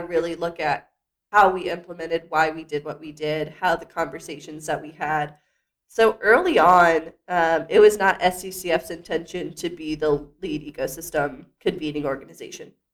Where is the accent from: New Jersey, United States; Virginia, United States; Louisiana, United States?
Virginia, United States; Lynchburg; now in Staunton, United States; my hometown of Lynchburg, Virginia. Went to my rival high school